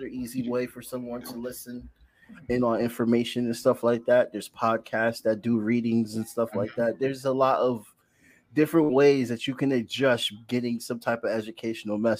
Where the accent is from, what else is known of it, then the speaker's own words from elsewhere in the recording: Bridgeport, Connecticut, United States; I grew up in Bridgeport, Connecticut on the east side